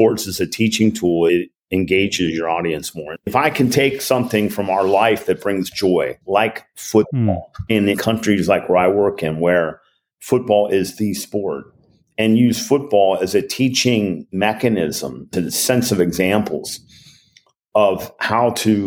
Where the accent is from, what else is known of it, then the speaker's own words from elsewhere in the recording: Cincinnati, Ohio, United States; in Cincinnati, my hometown